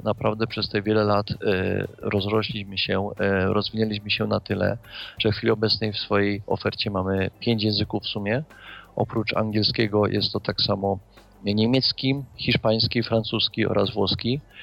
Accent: Kraków, Lesser Poland, Poland; Ja sam też jestem z Krakowa, jestem krakusem, można powiedzieć, od urodzenia.

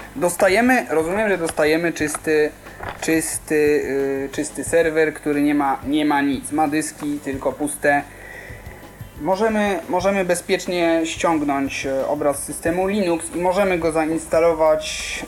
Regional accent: Kraków, Lesser Poland, Poland; jestem z Krakowa

